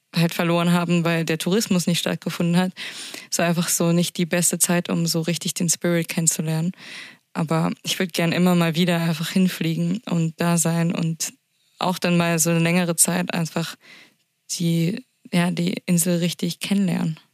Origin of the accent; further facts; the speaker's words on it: Berlin, Germany; Als Berlinerin